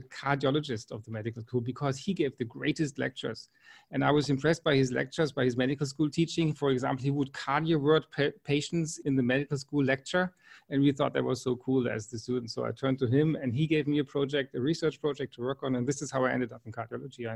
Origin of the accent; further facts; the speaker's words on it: Freiburg, Baden-Württemberg, Germany; also born or lived in Wiesbaden, Germany / New Hampshire, United States; I grew up in the Black Forest region in the city called Freiburg.